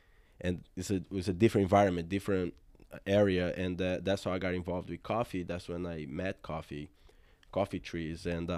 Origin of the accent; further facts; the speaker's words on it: Brazil; If I come from a really poor family, and my father was a cop, and when you're a cop in Brazil, you get transferred a l